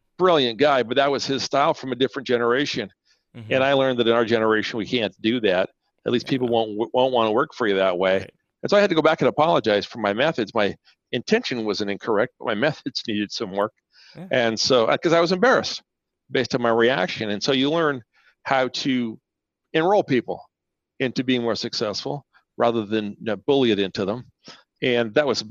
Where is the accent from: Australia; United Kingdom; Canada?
Canada; first language Spanish; which is a mother language of mine, but not what I spoke most of my life growing up in Canada